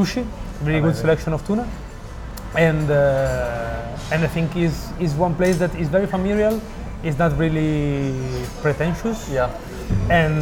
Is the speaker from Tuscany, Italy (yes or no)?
no; Milan, Lombardy, Italy; moved away as an adult; now in Barcelona, Spain; I'm from Milan